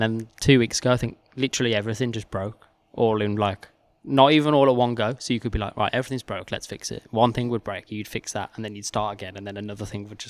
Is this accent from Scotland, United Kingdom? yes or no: no; Wolverhampton, West Midlands, United Kingdom; Like obviously I'm from Wolverhampton and I'd been in London for the past sort of 6 years or so.